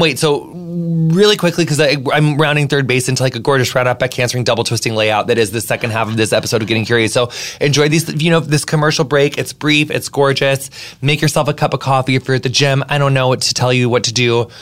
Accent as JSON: {"language": "English", "country": "United States", "tie": "born or raised there", "said": "my entire like you know adolescent childhood life in in my hometown"}